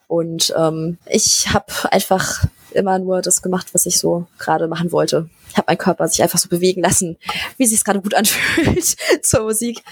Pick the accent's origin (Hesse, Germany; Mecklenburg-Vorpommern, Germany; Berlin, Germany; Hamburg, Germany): Berlin, Germany; ich komme aus Berlin. Ich bin hier geboren und wohne hier